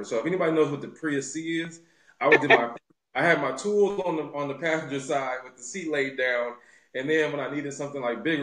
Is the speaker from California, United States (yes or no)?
yes; Los Angeles, California, United States; LA native, born and raised here in South Central Los Angeles